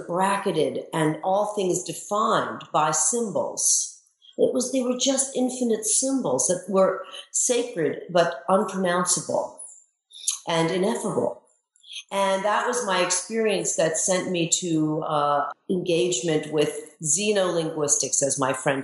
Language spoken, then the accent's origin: English; Baltimore, Maryland, United States; I grew up in Baltimore, Maryland